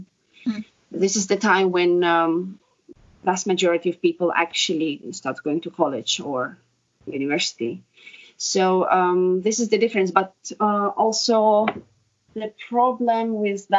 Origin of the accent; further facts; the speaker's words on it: Estonia; Estonian-born, ex-ballet dancer